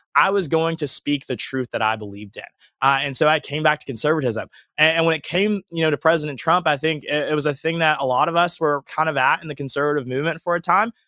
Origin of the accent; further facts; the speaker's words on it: Georgia, United States; moved away as an adult; also born or lived in Alabama; now in Los Angeles, United States; I grew up in Georgia, born and raised there